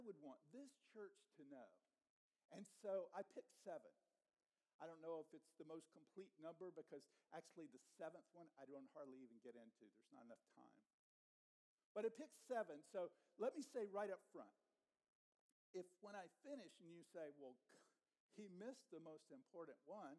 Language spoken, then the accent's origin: English; the South, United States; I grew up in the South, and so I got saved in the South.